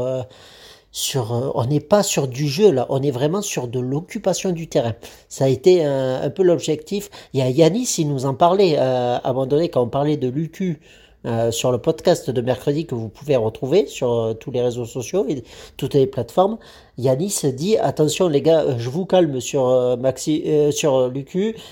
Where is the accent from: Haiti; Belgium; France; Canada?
France; on est français